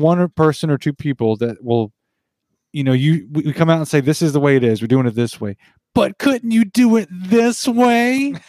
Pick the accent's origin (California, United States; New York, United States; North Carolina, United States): North Carolina, United States; Western; Well, we weren't born there, but we were raised there. No, Western North Carolina.